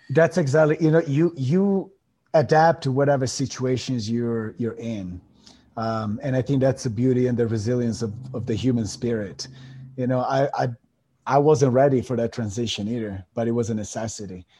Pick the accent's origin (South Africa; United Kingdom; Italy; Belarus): Italy; moved away as an adult; also born or lived in Miami; now in United States; I come from Italy. I was born and raised over there. I came to the states in 2007